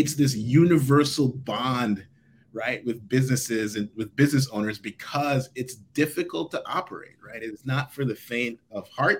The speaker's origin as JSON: {"language": "English", "country": "Jamaica", "tie": "born or raised there", "said": "I was born and raised in Jamaica"}